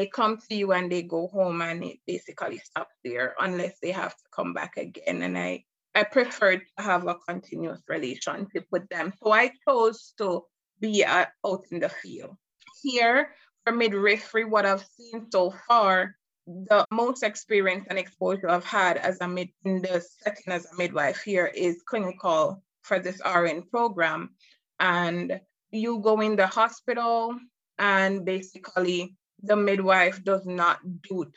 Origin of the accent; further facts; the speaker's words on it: Jamaica; moved away as an adult; now in United States; I was born and raised in Jamaica. I came here in 2013